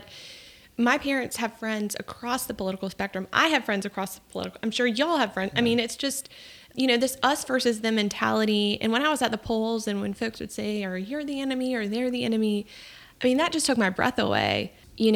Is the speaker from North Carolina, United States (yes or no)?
yes; Raleigh, North Carolina, United States; moved away as an adult; also born or lived in Washington, D.C.; Born and raised in Raleigh